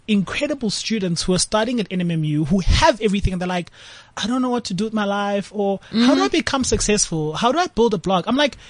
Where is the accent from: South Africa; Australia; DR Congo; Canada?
South Africa; also born or lived in Cape Town, Western Cape / Eastern Cape; now in Johannesburg, South Africa; as a South African growing up, especially growing up between, you know, an extremely white society in Cape Town and growing up in the Eastern Cape, extremely black society